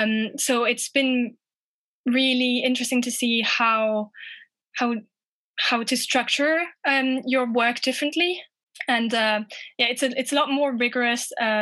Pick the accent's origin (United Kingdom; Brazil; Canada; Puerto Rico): United Kingdom; England; also born or lived in France; like I said, I'm English and French, and I saw that some degrees were between England and France, I just thought it was the perfect opportunity to mix both my cultures.